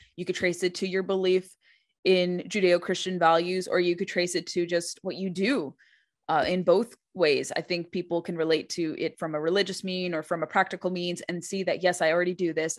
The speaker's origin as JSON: {"language": "English", "region": "California", "country": "United States", "tie": "born or raised there", "said": "I remember growing up in California"}